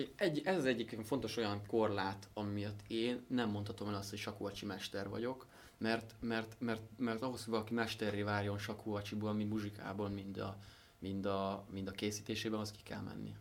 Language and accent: Hungarian; Szentendre, Pest, Hungary; Leányfalu és Szentendre határán, a csúcs alatt van egy kis völgy, ott nőttünk föl